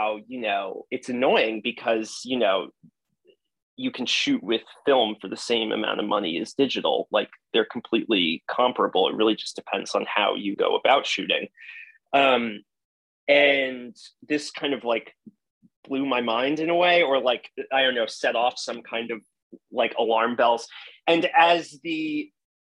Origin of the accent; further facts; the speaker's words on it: Hudson County, New Jersey, United States; I grew up in northern New Jersey, in Hudson County, New Jersey